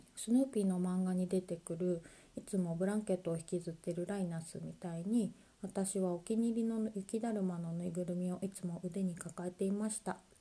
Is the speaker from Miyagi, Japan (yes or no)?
yes; Sendai, Miyagi, Japan; 私の地元仙台では毎年1月にドント祭という神社のお祭りがありまして